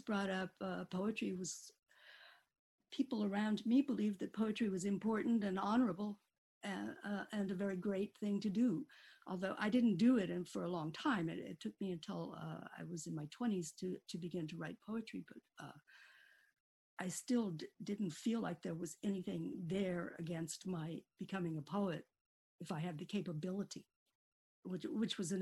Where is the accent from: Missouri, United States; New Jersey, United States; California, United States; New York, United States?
California, United States; Needles; moved away; I grew up in Needles, California, which is a very tiny town in the Mojave Desert